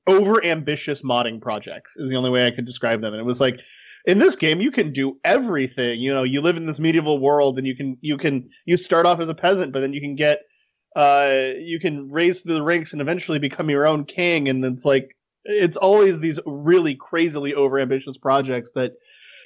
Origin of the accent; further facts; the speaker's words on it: United States; As an American